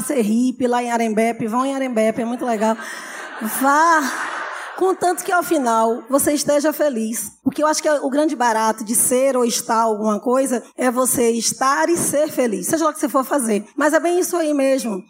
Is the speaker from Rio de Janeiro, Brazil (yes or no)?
no; Salvador, Bahia, Brazil; Família de meninos negros da periferia de Salvador